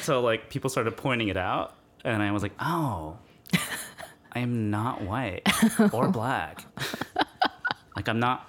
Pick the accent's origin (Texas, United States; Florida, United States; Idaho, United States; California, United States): California, United States; Moreno Valley; I was born in Riverside, Moreno Valley, to be specific, because most people are ashamed to say they're from Moreno Valley.